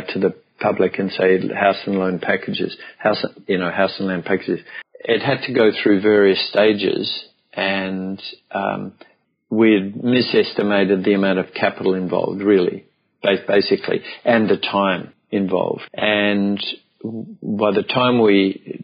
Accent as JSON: {"language": "English", "town": "Melbourne", "region": "Victoria", "country": "Australia", "tie": "born or raised there", "also_born_or_lived": "Brisbane / Byron Bay", "said": "I came back to Melbourne, which was my hometown"}